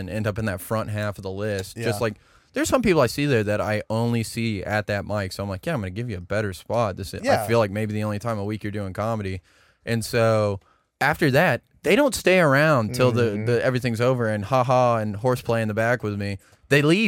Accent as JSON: {"language": "English", "town": "Katy", "region": "Texas", "country": "United States", "tie": "born or raised there", "also_born_or_lived": "San Marcos, Texas", "moved": "as an adult", "lives_now": "Austin, United States"}